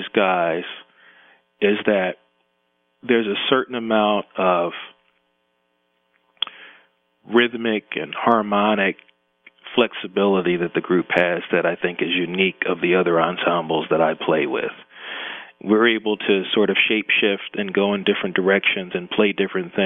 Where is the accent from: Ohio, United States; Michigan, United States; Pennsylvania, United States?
Pennsylvania, United States; Philadelphia; born or raised there; also born or lived in Brooklyn, New York / Voorhees, New Jersey